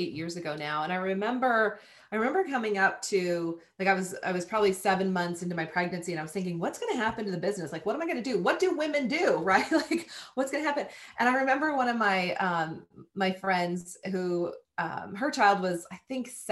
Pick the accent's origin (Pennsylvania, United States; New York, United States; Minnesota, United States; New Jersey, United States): Minnesota, United States; Southern; I was a farm kid growing up in Southern Minnesota